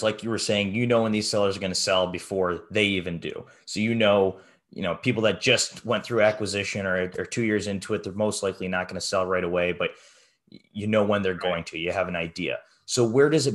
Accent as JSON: {"language": "English", "region": "New York", "country": "United States", "said": "I'm from New York, DJ's in the Carolinas"}